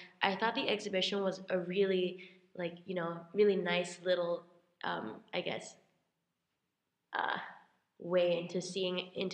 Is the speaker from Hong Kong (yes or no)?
yes; Hong Kong; moved away; I am a sophomore from Hong Kong